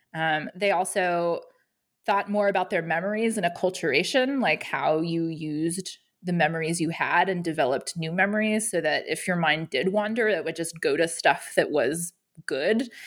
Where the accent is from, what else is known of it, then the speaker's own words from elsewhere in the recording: Denver, Colorado, United States; moved away as an adult; now in Athens, Georgia, United States; I am from Denver, Colorado originally